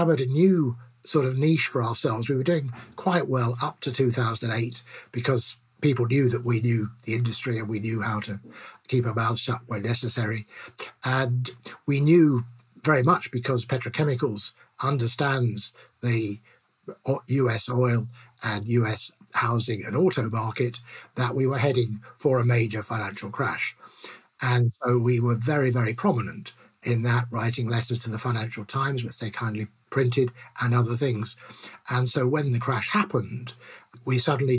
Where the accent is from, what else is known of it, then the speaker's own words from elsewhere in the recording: London, United Kingdom; I grew up in London, England